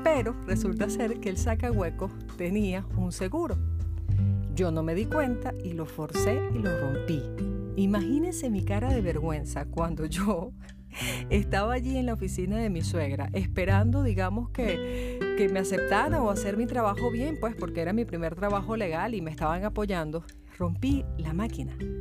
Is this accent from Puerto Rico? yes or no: no; Venezuela; moved away; yo soy abogada en la vida real, en mi país Venezuela